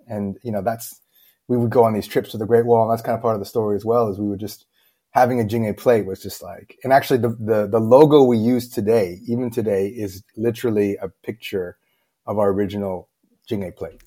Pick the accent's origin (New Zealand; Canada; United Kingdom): Canada; Toronto, Ontario; moved away as an adult; now in Beijing, China; I'm born and raised in Toronto, Canada.